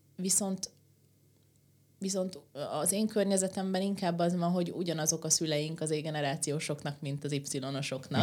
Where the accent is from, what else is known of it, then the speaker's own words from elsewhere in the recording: Székesfehérvár, Fejér, Hungary; én meg Székesfehérváron nőttem föl